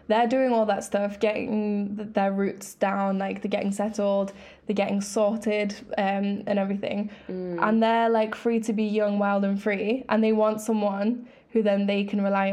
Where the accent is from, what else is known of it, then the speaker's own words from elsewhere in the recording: England, United Kingdom; also born or lived in Greece; I'm from Greece, but I've grown up in England.